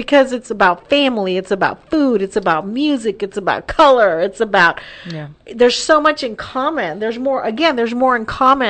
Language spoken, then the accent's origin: English; El Paso, Texas, United States; growing up in El Paso, which is predominantly Hispanic on the border of Juarez and Mexico, big, of course, influx, large Latino community there